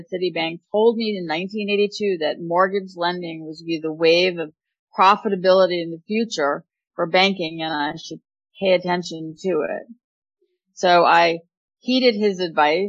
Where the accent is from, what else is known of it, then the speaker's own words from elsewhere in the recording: Montclair, New Jersey, United States; I grew up in Montclair, New Jersey